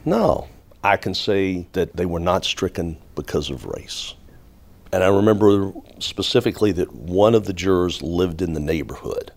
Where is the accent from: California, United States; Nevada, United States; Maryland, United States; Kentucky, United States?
Kentucky, United States; Louisville; I'm from Louisville, Kentucky. Uh, grew up in Louisville, raised in Louisville